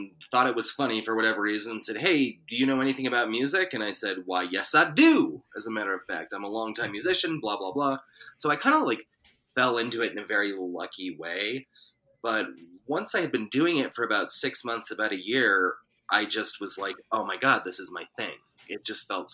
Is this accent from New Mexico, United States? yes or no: yes; Santa Fe, New Mexico, United States; born or raised there; also born or lived in Los Angeles, California